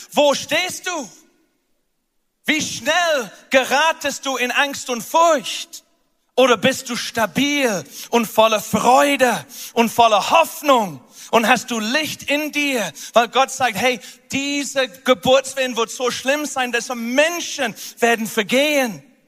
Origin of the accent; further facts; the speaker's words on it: United Kingdom; moved away; Großbritannien, wo ich herkomme